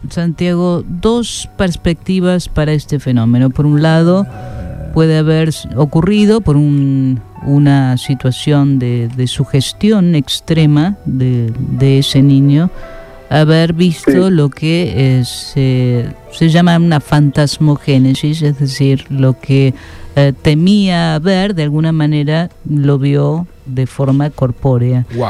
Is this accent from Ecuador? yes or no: no; United States; soy eh, estadounidense